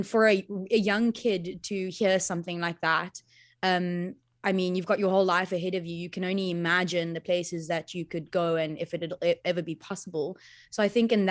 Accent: Cape Town, Western Cape, South Africa; first language Afrikaans; English is a second language; I got to grow up here.

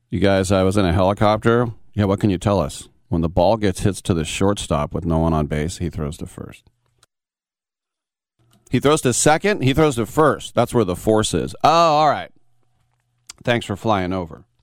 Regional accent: United States; I'm I'm come from America, where we had, you know, if you took off your top, you were burned as a witch. It's a little bit different here.

